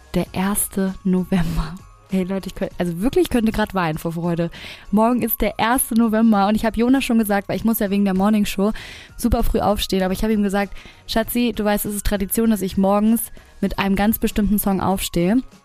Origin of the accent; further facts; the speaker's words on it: Hamburg, Germany; bei uns in Hamburg